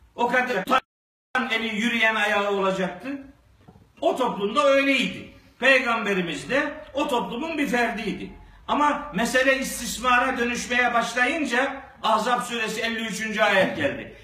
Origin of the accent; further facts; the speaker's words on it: Black Sea Region, Turkey; Bizim Karadeniz'de